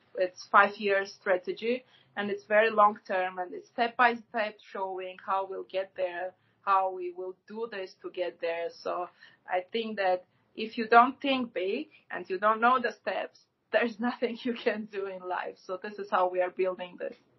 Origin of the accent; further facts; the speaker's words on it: Gyumri, Shirak, Armenia; moved away; I'm from Gyumri, so I lived there till uh, 1999.